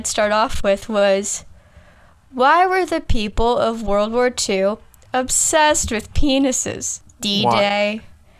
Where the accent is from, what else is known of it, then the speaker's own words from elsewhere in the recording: United Kingdom; I'm British.